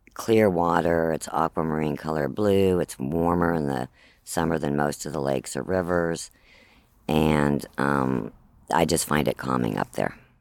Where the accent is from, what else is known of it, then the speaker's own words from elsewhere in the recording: Southern California, United States; now in Nevada County, United States; I'm from Southern California. I grew up at the beach